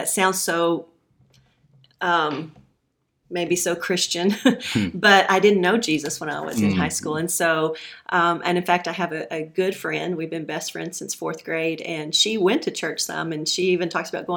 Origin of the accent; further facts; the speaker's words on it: Levelland, Texas, United States; also born or lived in Canyon, Texas / Lubbock, Texas; about fourth grade is when I moved to Levelland and ended up graduating high school there